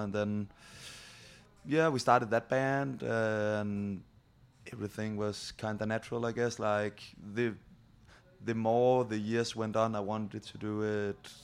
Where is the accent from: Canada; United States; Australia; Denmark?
Denmark; I actually live 1 hour from Copenhagen